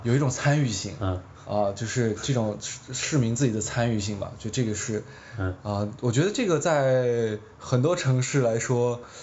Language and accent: Chinese; Kunming, Yunnan, China; accent: Kunming dialect; moved away; 我是初三的昆明，然后虽然我们家也不完全算是昆明，但是我也说昆明话